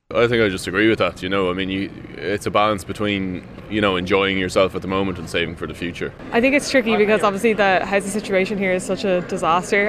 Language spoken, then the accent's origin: English; just outside Glasgow, Scotland, United Kingdom; now in London, United Kingdom; I grew up just outside Glasgow, and a house in the little town that I grew up in would cost you less than a deposit would in London.